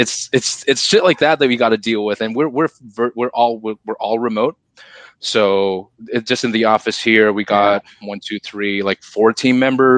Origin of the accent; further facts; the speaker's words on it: Singapore; I'm Singaporean, so in Singapore you have to serve your country.